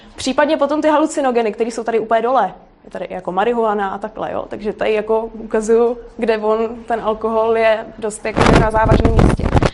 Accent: Prague, Czechia; já nejsem z Brna, já jsem z Prahy

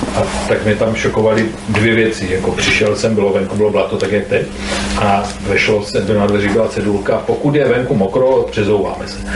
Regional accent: near Brno, South Moravian Region, Czechia; já jsem od Brna

